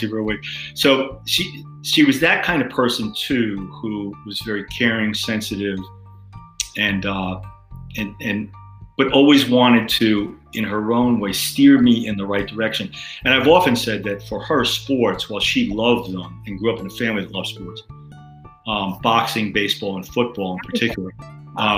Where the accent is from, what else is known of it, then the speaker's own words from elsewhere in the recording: New York City, New York, United States; growing up in Queens in a more urban area